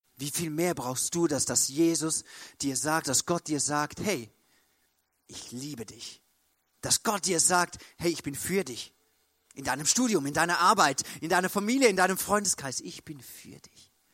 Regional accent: Switzerland; Bei uns in der Schweiz

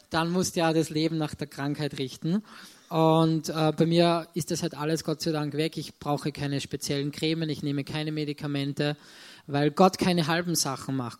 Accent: Salzburg, Austria; ich komme aus Salzburg, bin dort auch geboren wir wohnen in Salzburg-Land

